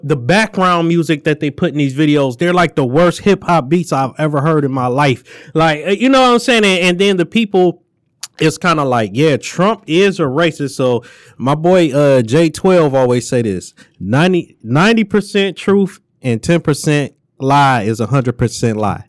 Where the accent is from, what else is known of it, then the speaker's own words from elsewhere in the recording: Detroit, Michigan, United States; I'm from Detroit, West Side